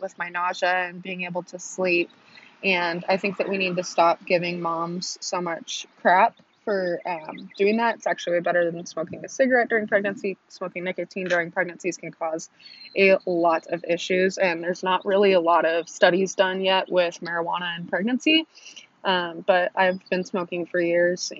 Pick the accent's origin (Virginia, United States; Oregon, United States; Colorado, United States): Oregon, United States; now in Texas, United States; I live in Texas, so it's a little different, but if you don't know where I'm from Oregon